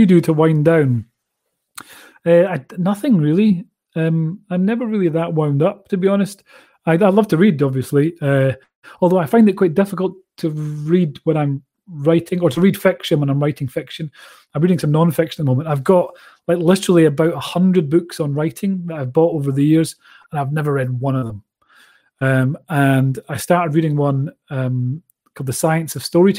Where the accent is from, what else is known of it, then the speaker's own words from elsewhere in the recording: Scotland, United Kingdom; accent: Scottish; I grew up in Cool. Lochieside is just around from where I live now.